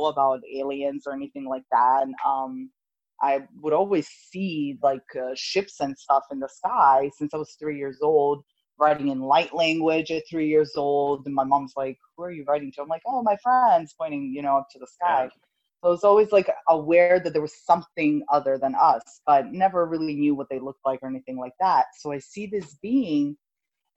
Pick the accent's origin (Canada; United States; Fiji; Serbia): Serbia; moved away; I was 7 years old, and I grew up in Europe. My mother's Italian, my father's Serbian. And at this time, we were living in Serbia